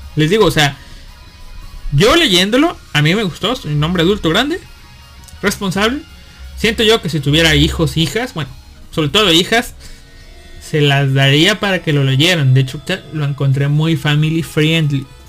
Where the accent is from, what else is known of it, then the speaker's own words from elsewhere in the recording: Mexico; yo, como mexicano